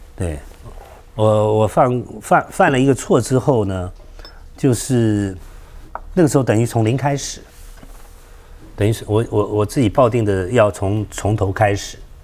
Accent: Taiwan; 我们就是眷村长大的孩子

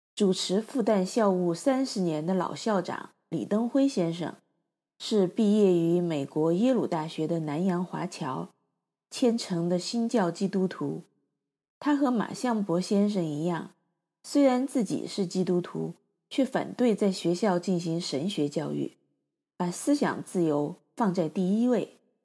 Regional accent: Chengdu, Sichuan, China; also born or lived in Chongqing; 成都是我成长之处

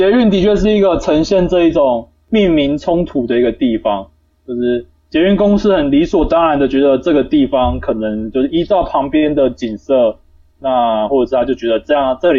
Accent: Tainan, Taiwan; 我如果不要把它叫台南，我把它叫什么？鱼塭吧。为什么？我家附近就一堆鱼塭哦，我还不叫它鱼塭之乡。

